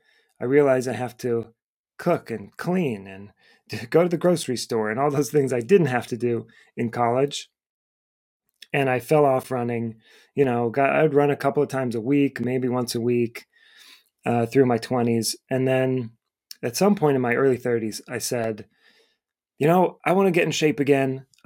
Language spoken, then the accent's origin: English; Cleveland, Ohio, United States; moved away as an adult; now in Boston, United States; I moved to Boston from Cleveland, Ohio, where I went to school and grew up.